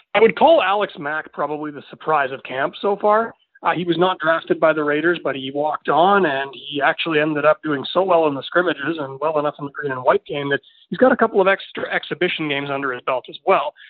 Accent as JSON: {"language": "English", "town": "Winnipeg", "region": "Manitoba", "country": "Canada", "tie": "born or raised there", "also_born_or_lived": "Estevan, Saskatchewan", "moved": "as an adult", "lives_now": "Prince Albert, Canada", "said": "I'm born and raised in Winnipeg. I was there for 24 years"}